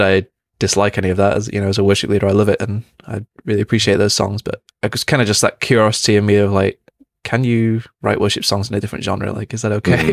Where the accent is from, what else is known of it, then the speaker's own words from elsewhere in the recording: Manchester, North West England, United Kingdom; Growing up in Manchester is a big music city